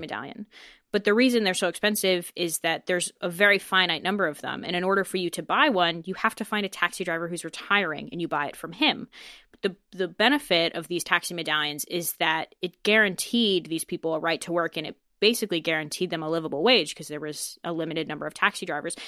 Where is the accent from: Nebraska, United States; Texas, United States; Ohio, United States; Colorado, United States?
Colorado, United States; Denver; now in Dublin, Ireland; I grew up in Denver